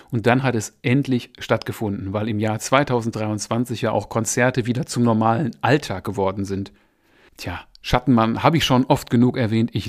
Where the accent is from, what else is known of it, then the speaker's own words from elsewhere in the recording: Essen, North Rhine-Westphalia, Germany; Essen ist meine alte Heimatstadt